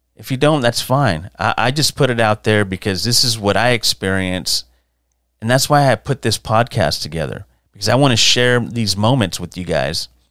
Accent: San Antonio, Texas, United States; growing up in San Antonio

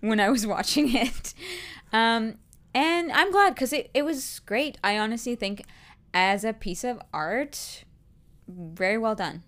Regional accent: Canada; as a Canadian

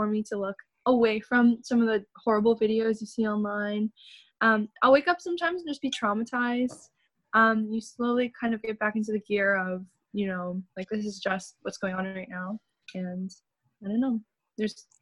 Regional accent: Washington, District of Columbia, United States; I'm from Washington, D.C.

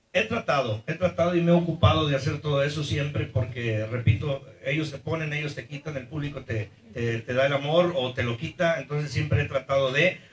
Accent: Costa Rica, Veracruz, Mexico; en mi tierra, Costa Rica, Veracruz

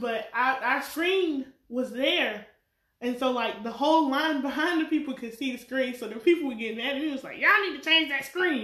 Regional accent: North Carolina, United States; I'm from North Carolina

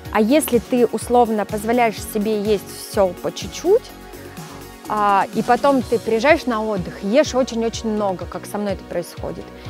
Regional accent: Mezhdurechensk, Kemerovo Oblast, Russia; moved away; also born or lived in Ukraine / Saint Petersburg; там я родилась, но родители сразу же вернулись в Сибирь, в Междуреченск. Поэтому а, так получилось, я меньше чем с года росла уже в Междуреченске

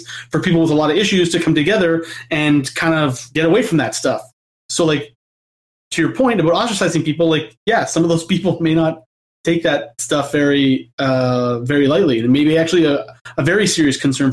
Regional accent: Canada; I'm Canadian

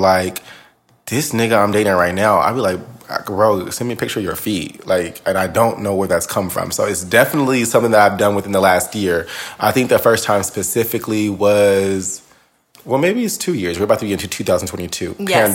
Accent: Northern California, United States; I'm from Northern California.

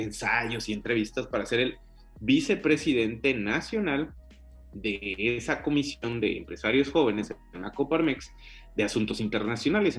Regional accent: Michoacán, Mexico; moved away as an adult; now in Canada; antes que ser mexicano, soy michoacán

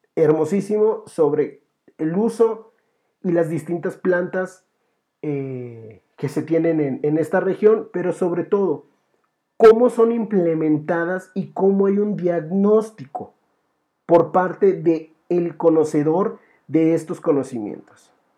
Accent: Mexico; nosotros tenemos esa tradición, como mexicanos

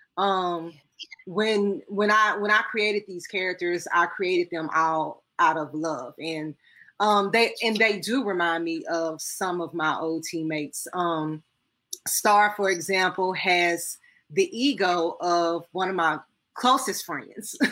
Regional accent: Arkansas, United States; I'm from Arkansas

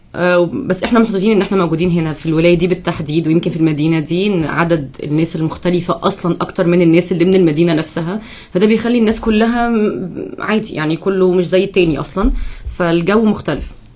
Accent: Egypt; moved away as an adult; now in United States; أول سنة ليا أعيش بره مصر

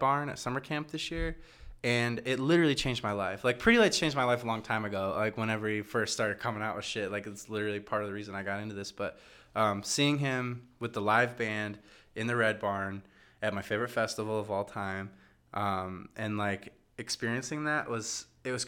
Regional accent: Midwest, United States; now in Chicago, United States; we're from the Midwest

